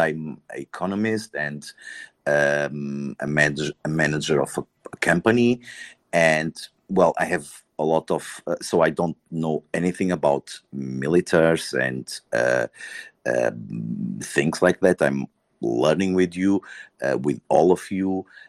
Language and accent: English; Porto, Norte, Portugal; I am from Porto, from the north